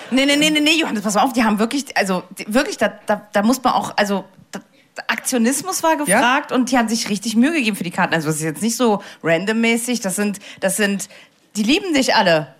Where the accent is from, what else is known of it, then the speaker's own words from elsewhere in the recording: Saarbrücken, Saarland, Germany; Ich bin ja aus Saarbrücken